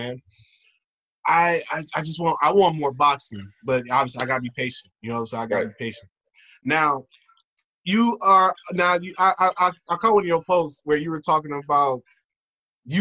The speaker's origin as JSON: {"language": "English", "town": "Houston", "region": "Texas", "country": "United States", "tie": "born or raised there", "said": "when I was growing up in Houston"}